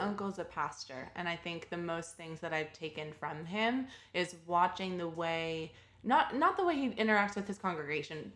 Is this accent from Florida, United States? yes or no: no; Texas, United States; moved away as an adult; now in New York City, United States; when I first moved to New York, and I'm from Texas.